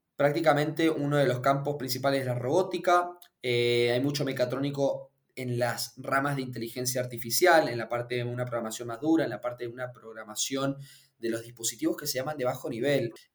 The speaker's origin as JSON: {"language": "Spanish", "region": "Mendoza", "country": "Argentina", "said": "yo soy de Mendoza, como tal vez noten por el acento"}